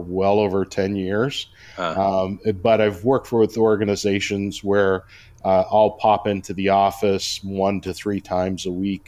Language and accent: English; Toronto, Ontario, Canada; moved away as an adult; also born or lived in Mississauga / New Brunswick; now in Cambridge, Canada; I was actually born and raised in Toronto